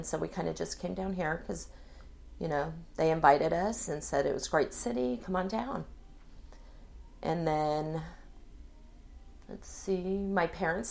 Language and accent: English; Pocatello, Idaho, United States; born there; also born or lived in Hawaii / California / Virginia / Washington; Well, I was born in Pocatello, Idaho, my dad was enlisted Navy.